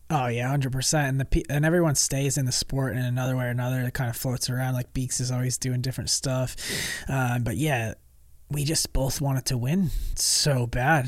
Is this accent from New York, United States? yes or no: yes; New York, United States; moved away; also born or lived in Georgia; when I was a kid, um, like growing up in New York